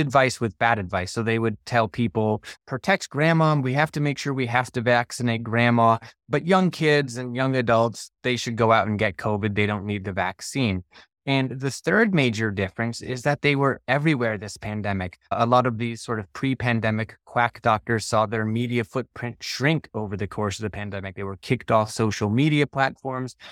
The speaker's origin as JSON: {"language": "English", "town": "Gainesville", "region": "Florida", "country": "United States", "tie": "born or raised there", "moved": "yes", "said": "I grew up in Gainesville"}